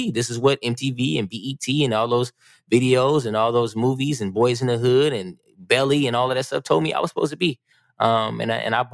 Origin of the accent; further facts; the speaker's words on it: California, United States; I'm from California.